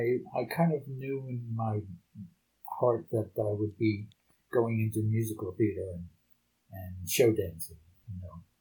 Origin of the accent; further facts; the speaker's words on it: Bucks County, Pennsylvania, United States; moved away; also born or lived in Philadelphia, United States / Canada / New York, United States; I was brought up in Bucks County, uh, and I started dance there. I had um, a Russian grandmother